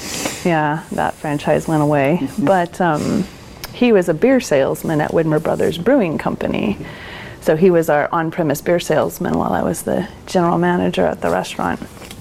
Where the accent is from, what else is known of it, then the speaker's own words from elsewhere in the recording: Colorado, United States; moved away as an adult; now in Portland, United States; I have a degree in communications from the University of Colorado in Boulder, and I'm from Colorado, and moved here to the Portland area in 1999. No, 97. 97.